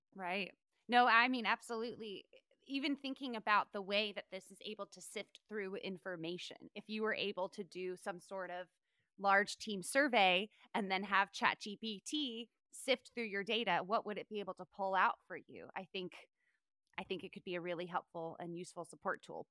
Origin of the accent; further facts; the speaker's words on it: North Carolina, United States; moved away; also born or lived in Charleston, South Carolina; I'm from North Carolina originally, born in Charleston, South Carolina.